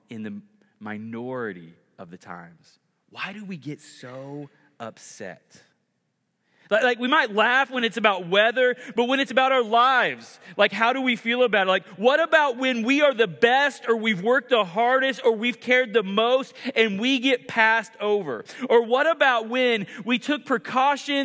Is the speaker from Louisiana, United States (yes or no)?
no; Oklahoma, United States; moved away; I grew up in Oklahoma